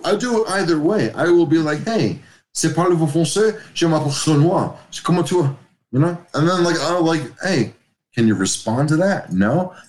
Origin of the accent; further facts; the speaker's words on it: New York, United States; I'm a New Yorker.